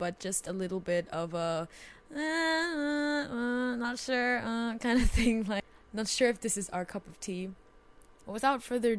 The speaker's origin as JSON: {"language": "English", "country": "Jamaica", "said": "I mean, I'm from Jamaica, so it's not like I'm the traditional white Christmas."}